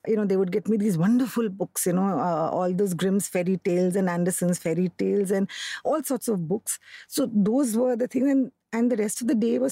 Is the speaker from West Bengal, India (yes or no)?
yes; Kolkata, West Bengal, India; I grew up in Calcutta